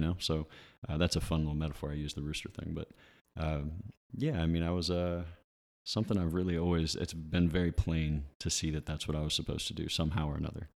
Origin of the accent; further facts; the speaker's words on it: Ridgeville, United States; now in Somerville, United States; I grew up in Ridgeville